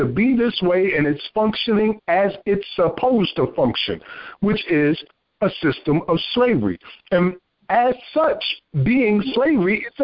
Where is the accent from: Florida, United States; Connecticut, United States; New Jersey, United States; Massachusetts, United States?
New Jersey, United States; Paterson; now in South Carolina, United States; as a native of New Jersey, born and raised in Paterson, New Jersey